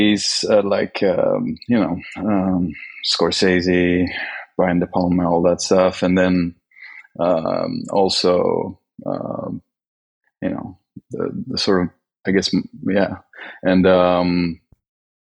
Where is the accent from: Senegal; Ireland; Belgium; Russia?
Belgium; moved away as an adult; also born or lived in Sweden / Gothenburg, Sweden / Paris, France; now in Tokyo, Japan; I grew up mostly in Belgium.